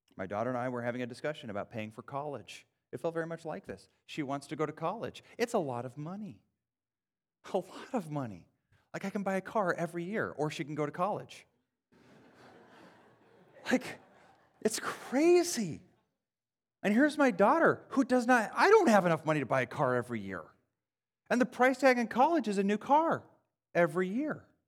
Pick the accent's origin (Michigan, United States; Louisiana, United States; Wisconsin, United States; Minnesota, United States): Wisconsin, United States; I grew up in Wisconsin